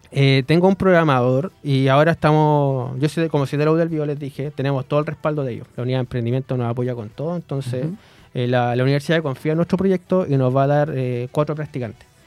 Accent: Los Ángeles, Biobío, Chile; Yo soy de Los Ángeles

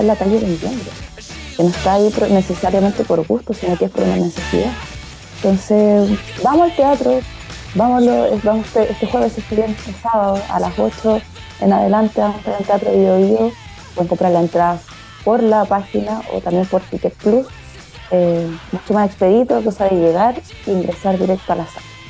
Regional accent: Lota, Biobío, Chile; yo soy de Lota, como que crié con este contexto a mi alrededor.

